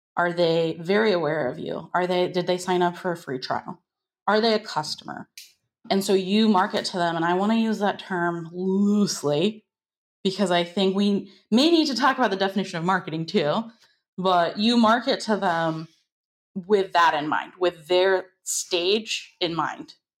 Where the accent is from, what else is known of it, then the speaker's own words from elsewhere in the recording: United States; I am from the United States.